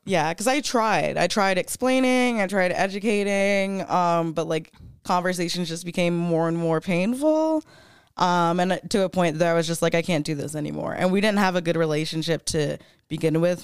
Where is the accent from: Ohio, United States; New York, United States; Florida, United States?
Florida, United States; now in Denver, United States; I grew up in Florida, I grew up super religious